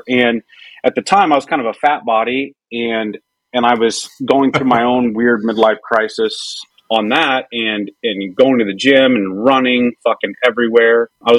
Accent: Nevada, Missouri, United States; So I'm from a little tiny ass town called Nevada, Missouri, in That's southern right. Missouri. It's spelled like Nevada, like the state

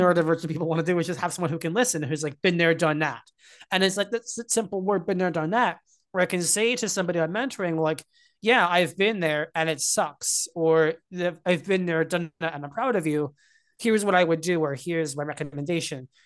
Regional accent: Hunter Mountain, New York, United States; I grew up skiing on Hunter Mountain in New York in the Catskills

